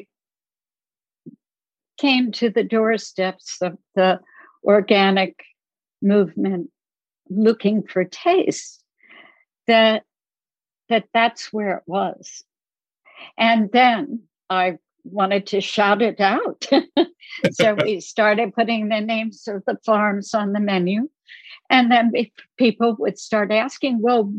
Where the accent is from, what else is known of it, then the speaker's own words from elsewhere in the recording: New Jersey, United States; I grew up in New Jersey